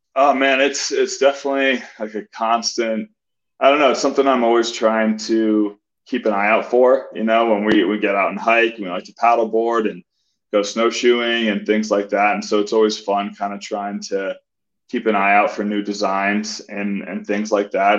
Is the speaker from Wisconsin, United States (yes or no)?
no; Colorado Springs, Colorado, United States; I grew up in Colorado Springs